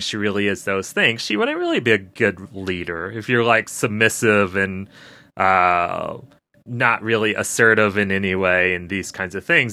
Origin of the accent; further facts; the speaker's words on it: United States; as American viewers